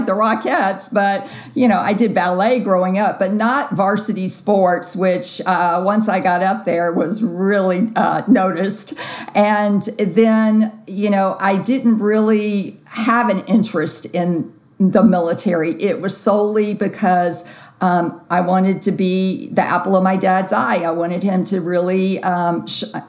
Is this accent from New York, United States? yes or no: no; Jackson, Mississippi, United States; grew up in Jackson and went to high school